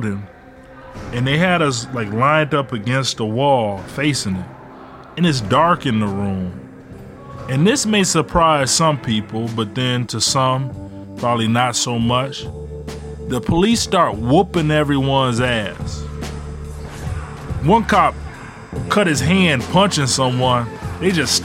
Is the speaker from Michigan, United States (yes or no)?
yes; Ecorse, Michigan, United States; also born or lived in Detroit, Michigan; When my mom left my dad, we moved from Detroit to Ecorse.